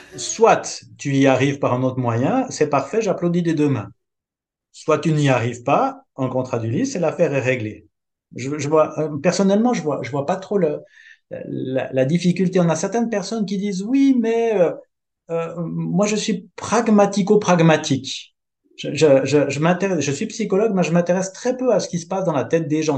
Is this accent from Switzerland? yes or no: yes; Switzerland; je suis suisse